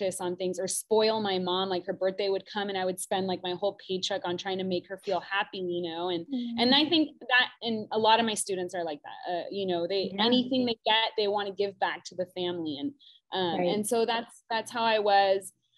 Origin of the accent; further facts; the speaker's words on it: South Orange County, California, United States; I grew up in South Orange County